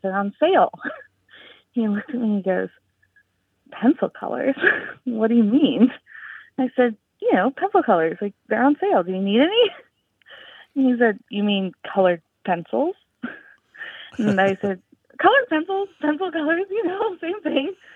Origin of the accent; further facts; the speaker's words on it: Louisiana, United States; now in Michigan, United States; I'm calling from Michigan, both me and my spouse, we were raised in Louisiana